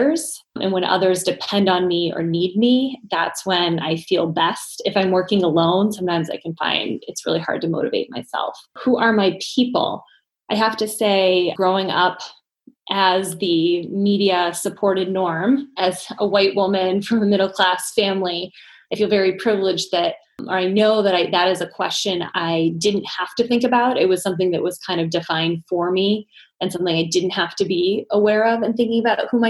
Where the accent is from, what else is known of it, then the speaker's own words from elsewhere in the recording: Ann Arbor, Michigan, United States; now in Boston, United States; growing up in Ann Arbor was a great place to grow up